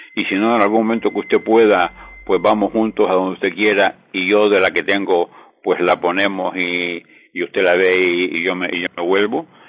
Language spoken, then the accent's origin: Spanish; Gáldar, Canary Islands, Spain; mi ciudad natal, el Unión Gáldara